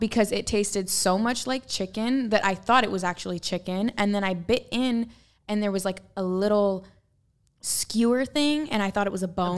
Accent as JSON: {"language": "English", "town": "Portland", "region": "Oregon", "country": "United States", "tie": "born or raised there", "said": "I'm from Portland, which is like very earthy and organic and like reuse, reduce, recycle"}